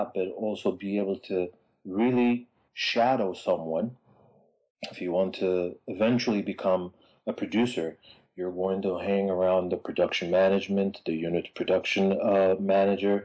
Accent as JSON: {"language": "English", "region": "Addis Ababa", "country": "Ethiopia", "tie": "born or raised there", "moved": "as an adult", "lives_now": "Los Angeles, United States", "said": "Born and raised in Addis Ababa, Ethiopia, 1975"}